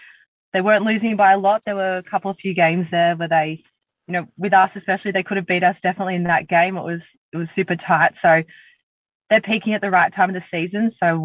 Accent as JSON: {"language": "English", "town": "Sydney", "region": "New South Wales", "country": "Australia", "tie": "born or raised there", "said": "So I grew up in the Southern Shire. I was born and bred in Caringbah. I'm one of three."}